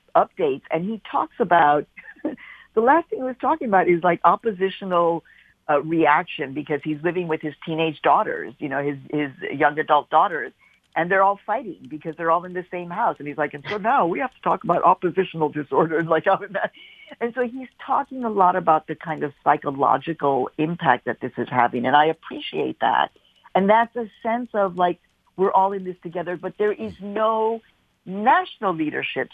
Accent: Chicago, Illinois, United States; now in New York, United States; I'm a Midwesterner myself, obviously raised in Chicago

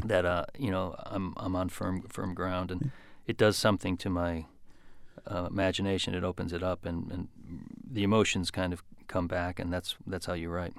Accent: Grosse Pointe Park, Michigan, United States; moved away; also born or lived in Detroit, Michigan; by the time I was four or five, um, we were in, in Grosse Pointe Park, just a few blocks from from the city limits of of Detroit

